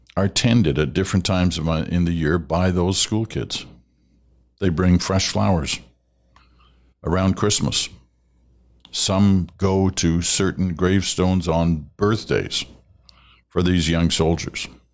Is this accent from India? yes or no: no; Canada; we are Canadian